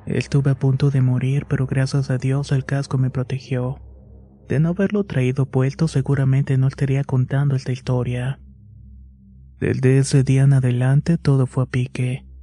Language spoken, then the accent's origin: Spanish; Mexico City, Mexico; Soy de la Ciudad de México y para entonces estudiaba en una preparatoria cerca de mi casa.